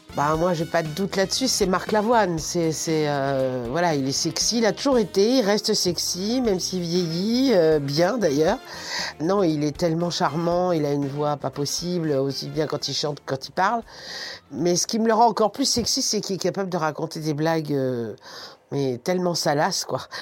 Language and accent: French; Paris, Île-de-France, France; je suis parisienne, je suis née euh, à Paris dans le 14e, j'ai vécu dans le 10e